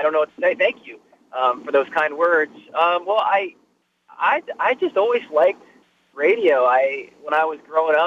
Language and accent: English; Ohio, United States; moved away as an adult; where are you from? And I'm like, Ohio